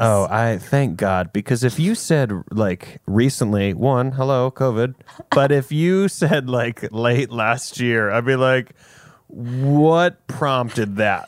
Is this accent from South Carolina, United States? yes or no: yes; South Carolina, United States; I'm from South Carolina.